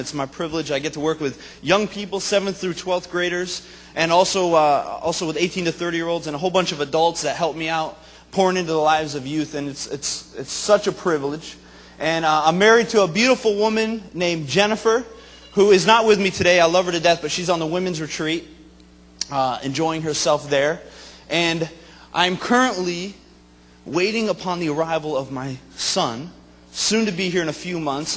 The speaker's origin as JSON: {"language": "English", "region": "Vermont", "country": "United States", "tie": "born or raised there", "also_born_or_lived": "Springfield, Missouri", "moved": "as an adult", "said": "I grew up in Vermont, my wife is from New Jersey"}